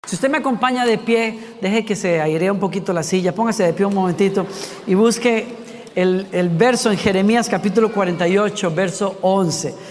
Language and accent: Spanish; Costa Rica; yo soy de Costa Rica